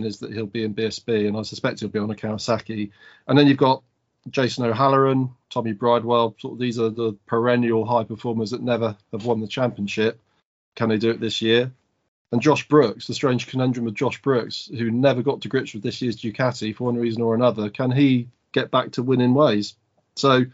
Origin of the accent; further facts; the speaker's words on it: United Kingdom; being a British person